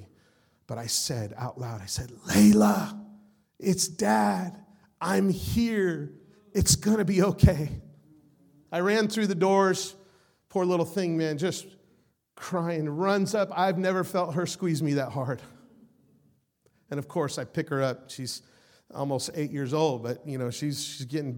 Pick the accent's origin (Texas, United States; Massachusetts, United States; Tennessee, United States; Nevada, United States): Nevada, United States; Las Vegas; I'm from Las Vegas